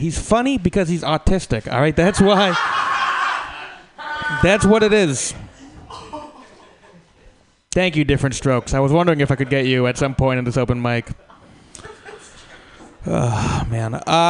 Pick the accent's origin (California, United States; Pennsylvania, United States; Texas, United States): California, United States; just because I'm from California, you know.